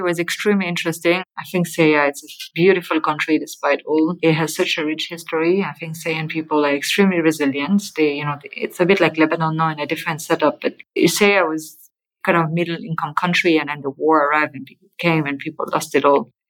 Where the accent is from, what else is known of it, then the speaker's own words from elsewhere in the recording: Geneva, Switzerland; moved away as an adult; also born or lived in Zurich; I come from Geneva, which is you know like the heart